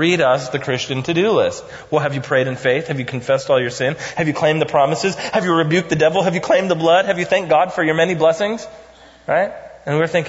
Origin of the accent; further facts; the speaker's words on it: United States; as American pragmatists